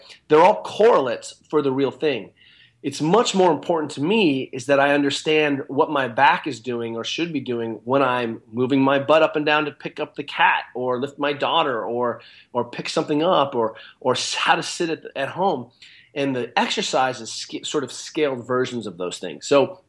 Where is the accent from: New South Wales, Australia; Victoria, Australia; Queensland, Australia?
New South Wales, Australia; Maitland; I'm an Australian trained physio, right? I'm a Maitland guy.